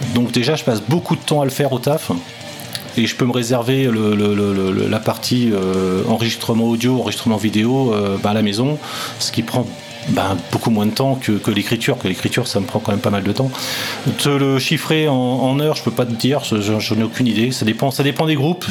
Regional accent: Rennes, Brittany, France; je suis rennais

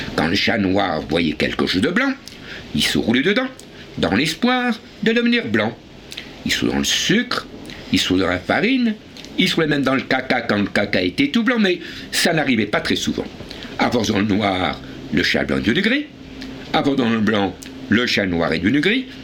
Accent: Paris, Île-de-France, France; l'endroit où j'habitais quand j'étais enfant, c'est-à-dire à Avenue l'Observatoire

